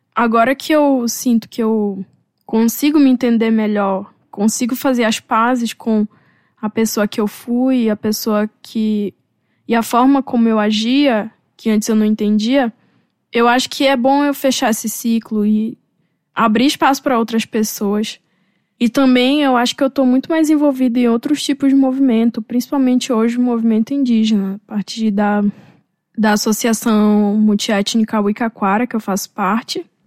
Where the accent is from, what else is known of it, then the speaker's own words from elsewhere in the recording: North Region of Brazil, Brazil; moved away; voltar para minha região. Talvez trabalhar, dando aula em alguma universidade da região norte